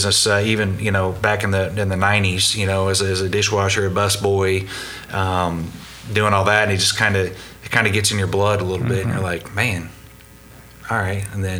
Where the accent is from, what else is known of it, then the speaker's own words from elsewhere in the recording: Norman, Oklahoma, United States; I've been with the company 21 years. Born and raised in Norman.